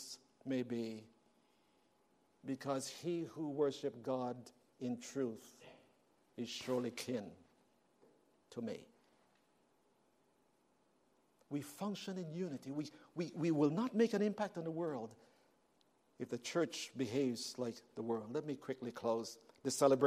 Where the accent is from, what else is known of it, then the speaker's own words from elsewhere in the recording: Canada; moved away; I am from Canada and I am black